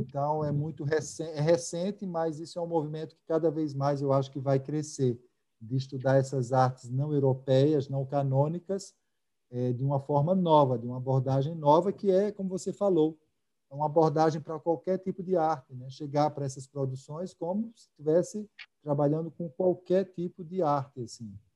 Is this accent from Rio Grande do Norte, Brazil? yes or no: yes; Natal, Rio Grande do Norte, Brazil; moved away as an adult; also born or lived in Rio de Janeiro; eu sou natalense, né, eu morei muito tempo fora, mas sou daqui, e cresci